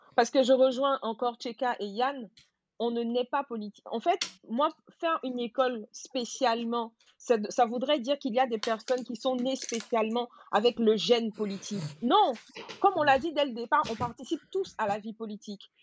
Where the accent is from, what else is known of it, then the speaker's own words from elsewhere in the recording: Côte d’Ivoire; first language Gouro; French is a second language; moved away; also born or lived in France; je suis gourou, euh, de père et de mère, mais je suis ivoirienne